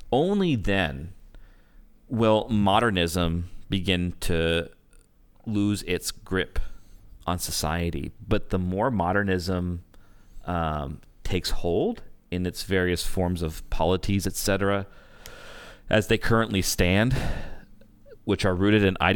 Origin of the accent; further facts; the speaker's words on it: Canada; I'm Canadian.